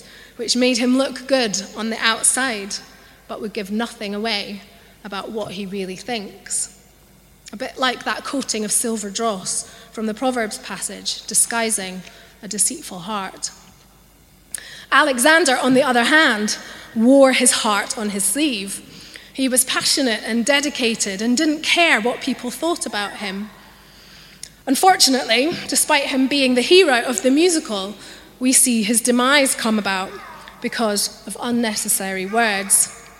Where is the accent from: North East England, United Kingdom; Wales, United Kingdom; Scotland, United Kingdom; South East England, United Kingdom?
Scotland, United Kingdom; accent: Scottish; now in London, United Kingdom; I grew up in Scotland, and so I have a Scottish accent, although it's not as strong as it once was because I've lived in London for such a long time